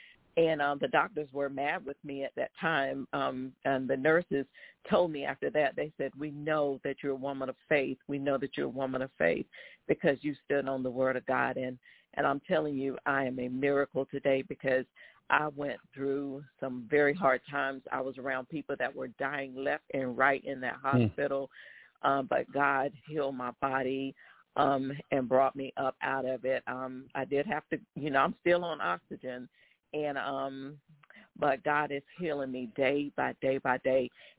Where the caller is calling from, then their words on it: Waldorf, Maryland, United States; I am calling from Waldorf, Maryland.